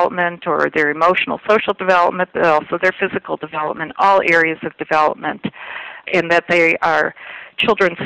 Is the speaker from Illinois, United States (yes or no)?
yes; Illinois, United States; the state of Illinois, my home state